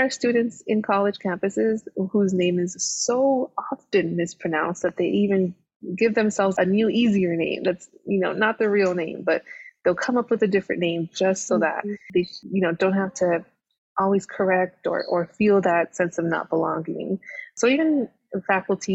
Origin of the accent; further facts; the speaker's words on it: Los Angeles, California, United States; I am from Los Angeles, a big, you know, city person, was raised in big cities